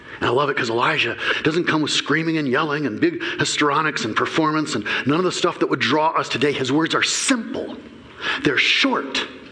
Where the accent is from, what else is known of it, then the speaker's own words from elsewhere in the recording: Flint, Michigan, United States; I grew up in Flint. Before you ever heard of it for its water stuff, we were the number one murder capital of the country.